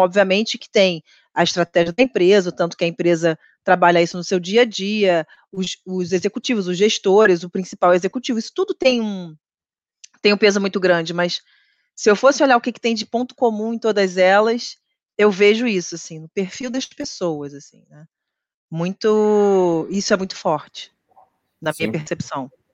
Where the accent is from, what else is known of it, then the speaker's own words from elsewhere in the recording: Rio de Janeiro, Brazil; sou carioca